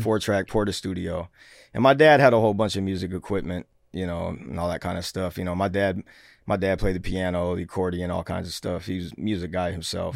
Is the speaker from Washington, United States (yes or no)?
yes; Seattle, Washington, United States; Born and raised in Seattle, Washington.